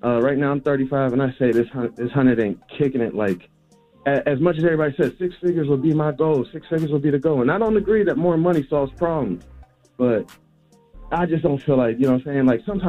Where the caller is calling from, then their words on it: Maryland, United States; I'm calling from Maryland.